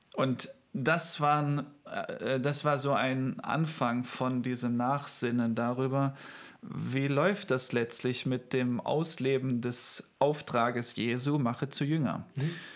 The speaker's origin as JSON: {"language": "German", "area": "Heimatsheim", "region": "North Rhine-Westphalia", "country": "Germany", "also_born_or_lived": "Euskirchen", "said": "ich bin aus Heimatsheim, meine Frau war in Euskirchen"}